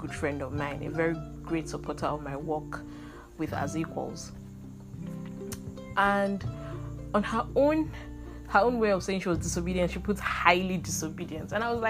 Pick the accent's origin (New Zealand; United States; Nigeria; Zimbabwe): Nigeria; as Nigerian women.